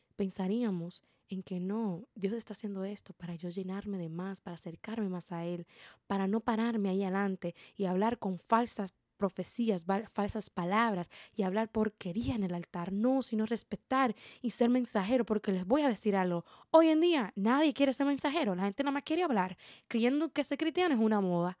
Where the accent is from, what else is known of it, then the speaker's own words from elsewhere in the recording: Dominican Republic; como buena dominicana